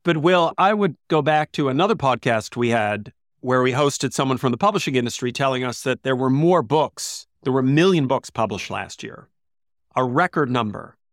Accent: United States; growing up in the States

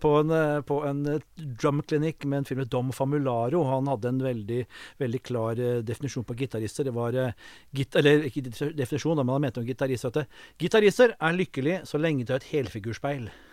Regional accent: Kongsvinger, Innlandet, Norway; moved away; Jeg kom jo fra Kongsvinger

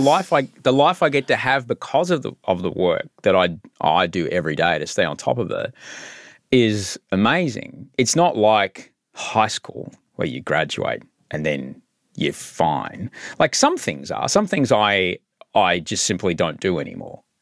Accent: Queensland, Australia; I grew up in Queensland

